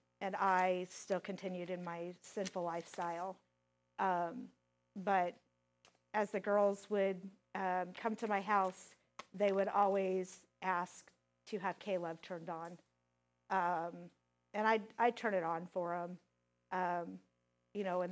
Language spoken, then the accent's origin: English; Colorado, United States; now in Hastings, United States; I'm from Colorado.